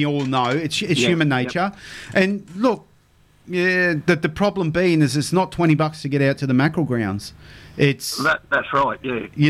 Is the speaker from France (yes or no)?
no; Townsville, Queensland, Australia; I grew up in Mount Louisa. Spent the first half of my life there on the mum and dad's roof.